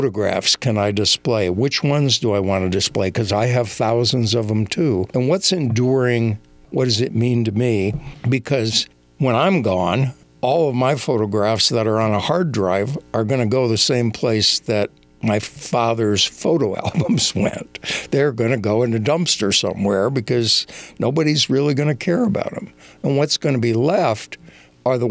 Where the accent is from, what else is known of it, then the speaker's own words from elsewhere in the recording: Minnesota, United States; moved away; also born or lived in New Mexico / Denver; I made a trip back home to where I grew up in Minnesota